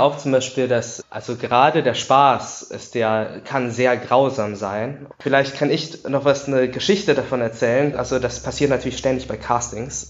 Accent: Düren, North Rhine-Westphalia, Germany; Ich bin natürlich in Düren aufgewachsen

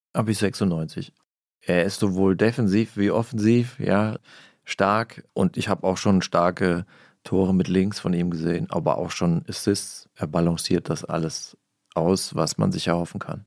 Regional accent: Hesse, Germany; ich komme aus Hessen

